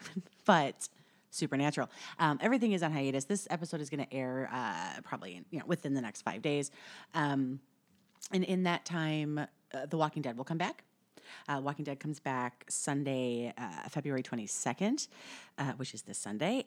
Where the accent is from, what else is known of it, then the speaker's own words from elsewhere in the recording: Upper Midwest, United States; I'm from the Midwest, upper upper Midwest.